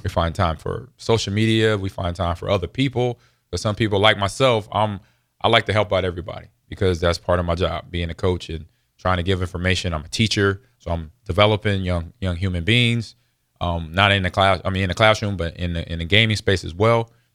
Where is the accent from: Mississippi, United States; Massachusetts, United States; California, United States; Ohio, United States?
California, United States; Los Angeles; I grew up in Los Angeles